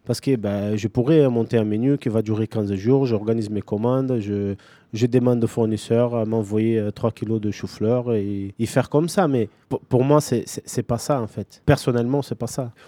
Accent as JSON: {"language": "French", "region": "São Paulo", "country": "Brazil", "tie": "born or raised there", "moved": "yes", "lives_now": "Toulouse, France", "said": "je viens de São Paulo, c'est une, une ville bah, gigantesque."}